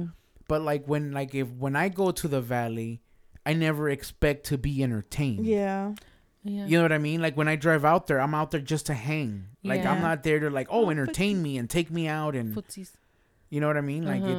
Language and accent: English; United Kingdom; I want to try the British. I'm British.